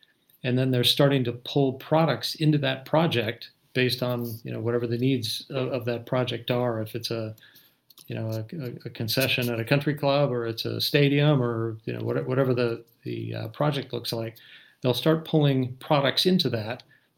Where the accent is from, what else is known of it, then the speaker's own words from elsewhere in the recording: Minnesota, United States; Actually, when I was a little kid, I grew up in Minnesota